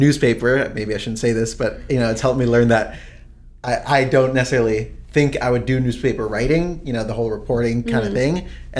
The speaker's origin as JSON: {"language": "English", "town": "Teaneck", "region": "New Jersey", "country": "United States", "tie": "born or raised there"}